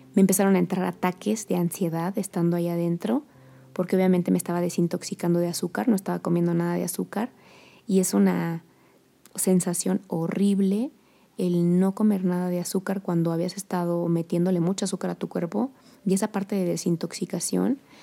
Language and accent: Spanish; Querétaro, Mexico; also born or lived in Colombia; yo soy queretana, de las pocas queretanas que, que hay